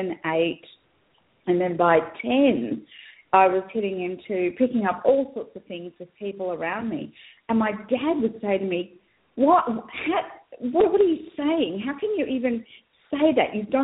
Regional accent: Australia; also born or lived in New Guinea; And so I was actually born in New Guinea. I'm white, but I was born in New Guinea. I'm Australian. My parents are Australian.

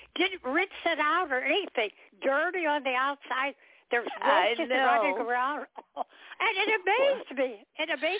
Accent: Chicago, Illinois, United States; moved away as an adult; also born or lived in East Point, Georgia / Hapeville, Georgia; now in College Park, United States; I was born in Chicago, but I had lived in Chicago for years

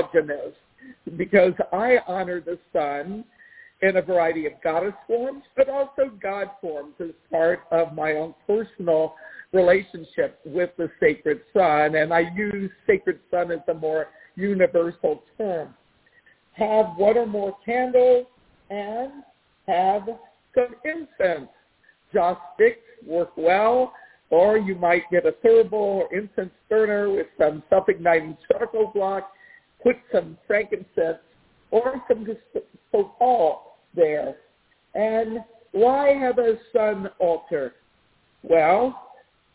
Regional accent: Washington, District of Columbia, United States; moved away; I grew up in the Washington, D.C. area

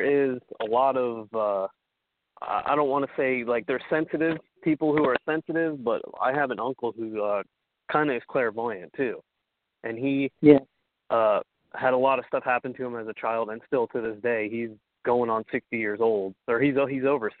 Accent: Ohio, United States; also born or lived in New York; we moved to Ohio from New York when I was around 6 and a half, going on 7

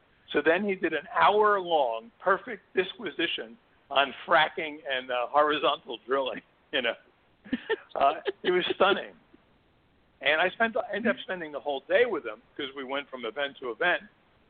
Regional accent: Newark, New Jersey, United States; But I grew up in Newark

